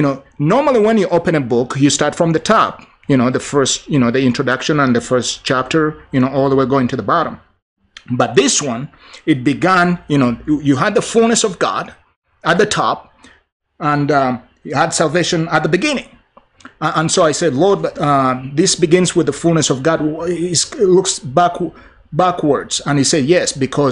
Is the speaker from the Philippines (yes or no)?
no; Uganda; moved away; my home country of Uganda, where I'm from originally